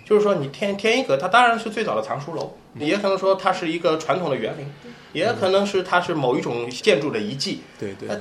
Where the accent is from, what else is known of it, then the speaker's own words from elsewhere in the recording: Ningbo, Zhejiang, China; 就我们宁波人